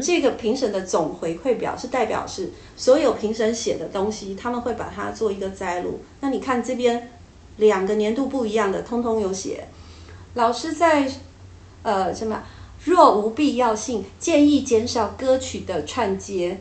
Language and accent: Chinese; Taiwan; 我们台湾人